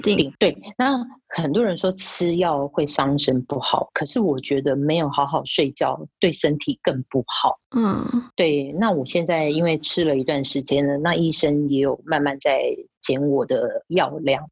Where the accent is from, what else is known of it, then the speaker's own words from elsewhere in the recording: Taiwan; moved away as an adult; now in Guangzhou, China; 我已婚，我是台湾人。在这七八年我住在广州，那每一两个月会回台湾一趟